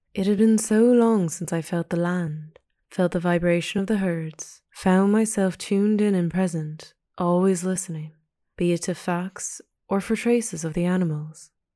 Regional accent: Pacific Northwest of Canada, British Columbia, Canada; moved away; Growing up in the Pacific Northwest of Canada

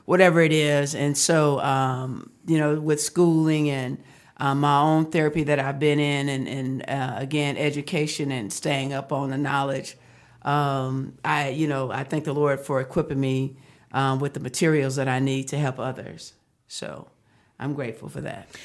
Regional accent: Fort Worth, Texas, United States; moved away as an adult; now in Arizona, United States; I am from Fort Worth, uh, Texas, the great state of Texas.

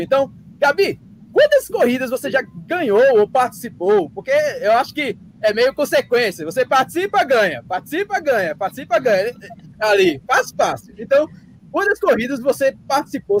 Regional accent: Pernambuco, Brazil; a cabeça da gente aqui no Nordeste se considera bonito Pernambuco

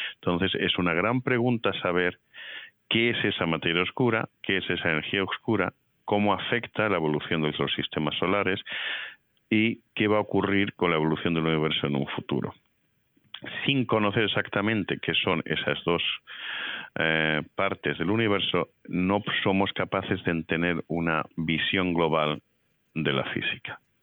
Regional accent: Madrid, Community of Madrid, Spain; moved away as an adult; also born or lived in Toledo / Seville / Baltimore / Geneva; now in Indiana, United States; yo nací en Toledo, eh, mi familia es del sur de España, de Sevilla, pero yo me crié en Madrid

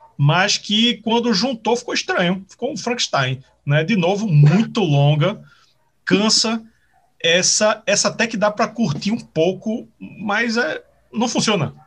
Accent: Pernambuco, Brazil; eu sou de Pernambuco

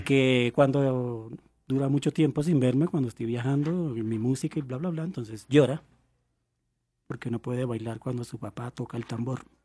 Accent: Turbaco, Bolívar, Colombia; yo vengo de Turbaco, Bolívar, un pueblito encallado en una colina a 10 kilómetros de la inmóvil ciudad de Cartagena.

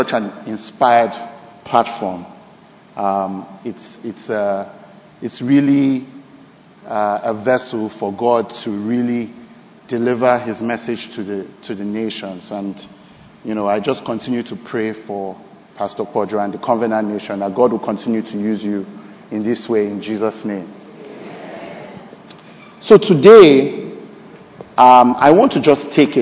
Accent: Nigeria; moved away; also born or lived in Canada; this year, 2023, July 4th, will mark 10 years since I came back to Nigeria from Canada

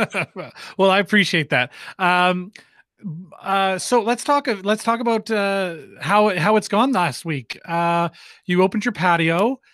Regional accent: Halifax, Nova Scotia, Canada; now in Winnipeg, Canada; back in Halifax where I'm from

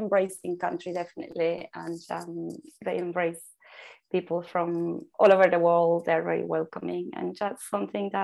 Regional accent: Mexico; moved away; I was born in Mexico. I grew up in a Mexican culture that sees colors everywhere

